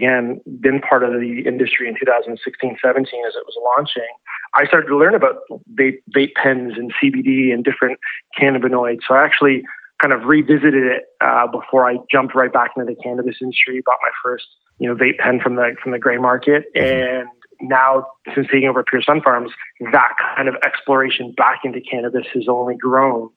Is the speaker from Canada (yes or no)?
yes; Ontario, Canada; born and raised in Ontario